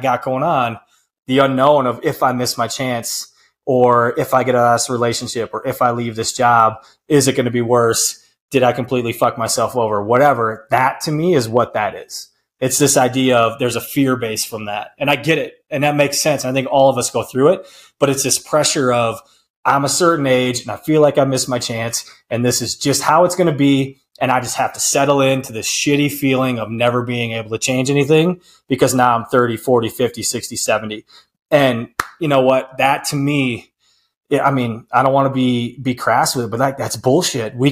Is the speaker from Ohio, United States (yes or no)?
no; Prairie Farm, Wisconsin, United States; moved away; Prairie Farm, Wisconsin, P-Farm, my hometown, population 508